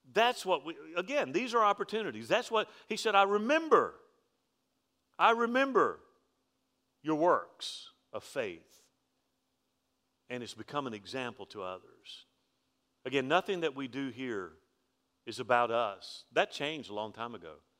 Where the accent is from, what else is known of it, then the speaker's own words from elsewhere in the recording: Alabama, United States; I'm from Alabama.